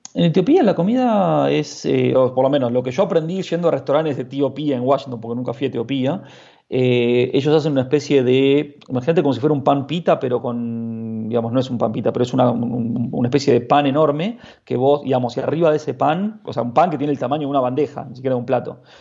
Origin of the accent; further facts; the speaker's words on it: Argentina; now in Madrid, Spain; como argentinos no necesitamos ningún tipo de visado para entrar ahí